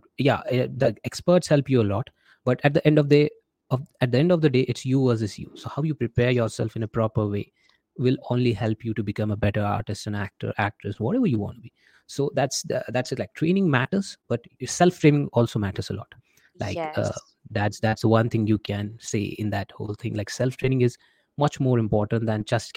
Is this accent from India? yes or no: yes; India; being an Indian